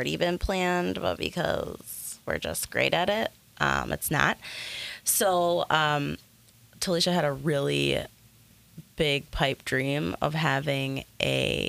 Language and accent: English; Little Canada, Minnesota, United States; we grew up in Little Canada.